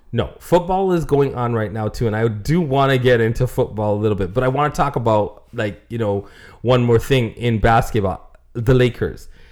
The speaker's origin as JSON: {"language": "English", "town": "Toronto", "region": "Ontario", "country": "Canada", "said": "I'm from Toronto"}